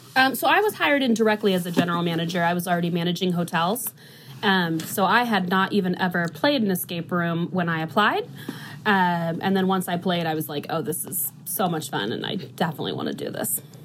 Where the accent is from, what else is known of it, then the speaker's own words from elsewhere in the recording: DeMotte, Northwest Indiana, United States; now in Indianapolis, United States; I'm from Northwest Indiana, but I have been in Indy for over 10 years now